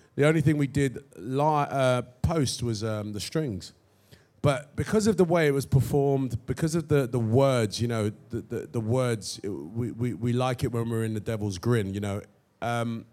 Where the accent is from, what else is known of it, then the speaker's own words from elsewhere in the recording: London, United Kingdom; I'm born and raised in London